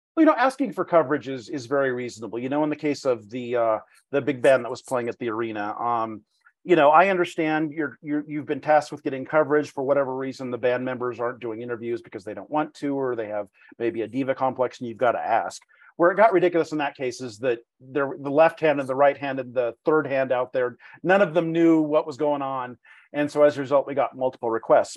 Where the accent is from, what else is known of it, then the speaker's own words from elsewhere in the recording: Reno, Nevada, United States; also born or lived in Palm Springs, California; this is my hometown